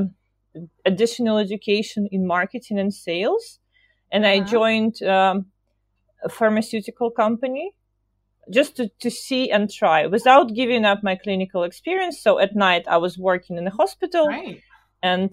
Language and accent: English; Belarus; moved away; I'm from Eastern Europe, from Belarus. So I started my career in Minsk